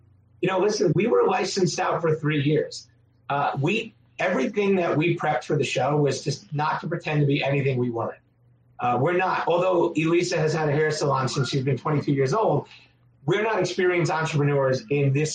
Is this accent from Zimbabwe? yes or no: no; Long Island, New York, United States; now in Connecticut, United States; I'm from Long Island originally